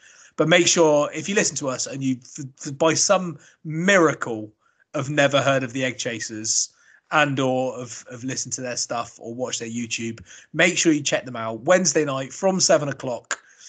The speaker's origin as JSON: {"language": "English", "country": "Australia", "said": "as a cricketer, even as an Australian, the guy is absolutely phenomenal."}